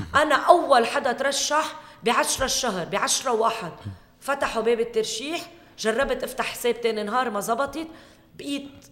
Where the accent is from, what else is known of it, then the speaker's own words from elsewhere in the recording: Keserwan-Jbeil, Lebanon; هي منطقتي اهلي هون